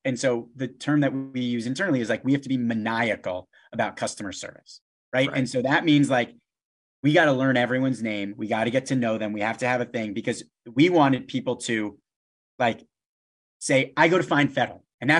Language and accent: English; West Hartford, Connecticut, United States; You know, like I grew up in West Hartford, you know, Manchester to, you know, like Middletown, you know, is like just above 20 miles.